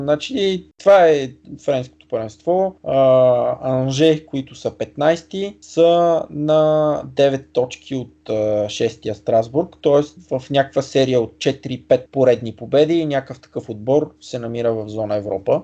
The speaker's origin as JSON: {"language": "Bulgarian", "country": "Bulgaria", "said": "съм българин"}